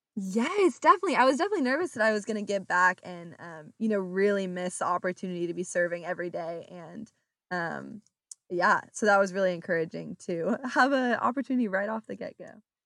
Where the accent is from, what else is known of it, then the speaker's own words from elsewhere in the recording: Orange County, California, United States; moved away as an adult; now in Oklahoma, United States; I'm from Orange County, California